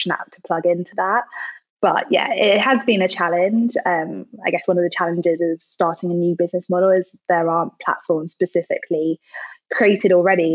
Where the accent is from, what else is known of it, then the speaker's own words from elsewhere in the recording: London, United Kingdom; also born or lived in Manchester; So I started the business in Manchester, but now I'm based in London. It's my hometown.